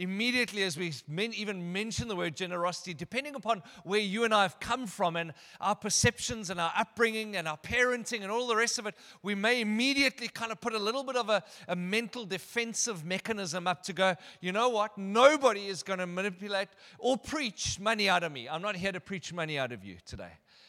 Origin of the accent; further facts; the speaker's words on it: Benoni, Gauteng, South Africa; Anyway, I'm from Benoni.